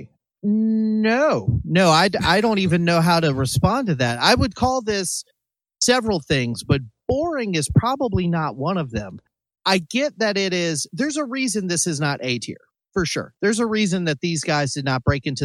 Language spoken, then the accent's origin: English; Greensboro, North Carolina, United States; Me and Danger grew up in the same kind of area for the most part in North Carolina around Greensboro